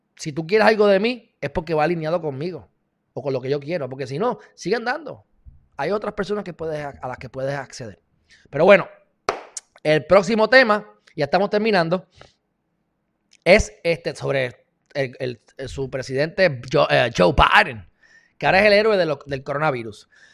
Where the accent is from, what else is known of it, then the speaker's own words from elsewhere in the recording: Puerto Rico; yo soy de Puerto Rico